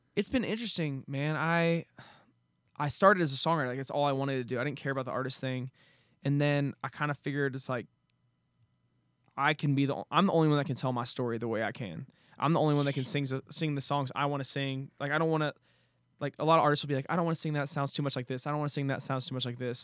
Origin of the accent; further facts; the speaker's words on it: Nashville, Tennessee, United States; also born or lived in Saint Petersburg, Florida; I grew up in Nashville, so I was surrounded by country music